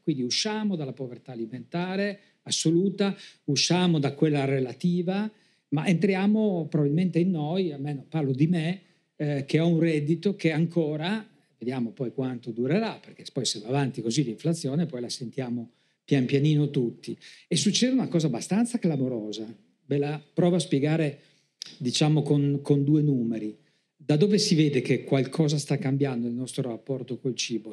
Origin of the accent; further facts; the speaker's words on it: Trieste, Friuli-Venezia Giulia, Italy; io sono di Trieste